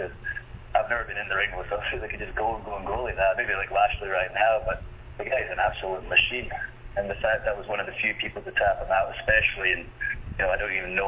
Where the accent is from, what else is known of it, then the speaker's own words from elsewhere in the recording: United Kingdom; I'm from Britain.